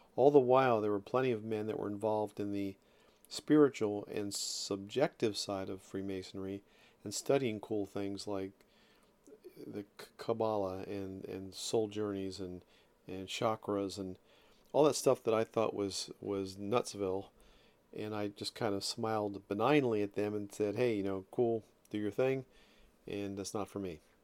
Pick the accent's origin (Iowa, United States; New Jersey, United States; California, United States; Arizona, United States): New Jersey, United States; Ocean City; I'm from South Jersey, Ocean City to be specific. And I grew up on the beach there